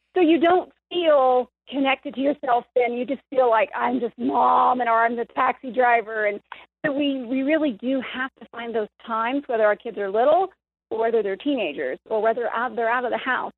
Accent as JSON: {"language": "English", "region": "the Bible Belt", "country": "United States", "tie": "born or raised there", "said": "we were raised almost in the Bible Belt"}